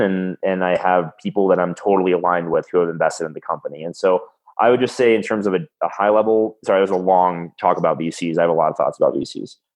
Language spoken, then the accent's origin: English; South Florida, United States; now in Colorado, United States; I'm from South Florida